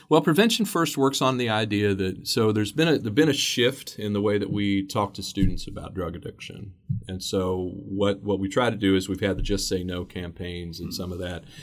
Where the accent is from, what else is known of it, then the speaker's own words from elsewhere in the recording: Xenia, Ohio, United States; We have First Church of Christ that's in my hometown of Xenia, Ohio